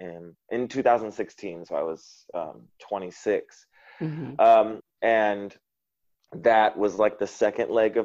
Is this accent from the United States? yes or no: yes; United States; moved away as an adult; now in Vietnam; as an American